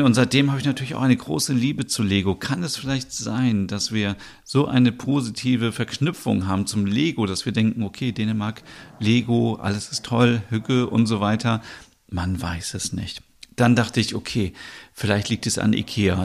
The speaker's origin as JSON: {"language": "German", "region": "North Germany", "country": "Germany", "tie": "born or raised there", "said": "Ich bin ja in der Nähe von Hamburg aufgewachsen oder auch geboren"}